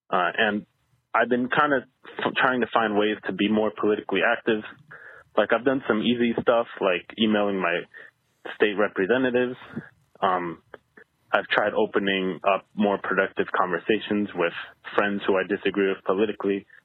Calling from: Seattle, Washington, United States; I'm calling from Seattle.

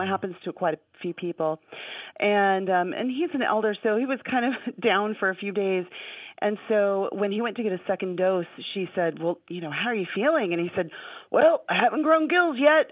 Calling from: Anchorage, Alaska, United States; I'm calling from Anchorage, Alaska

